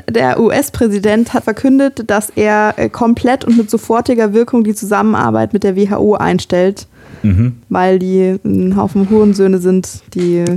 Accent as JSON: {"language": "German", "country": "Germany", "tie": "born or raised there", "said": "in einer mittelgroßen Stadt in Deutschland"}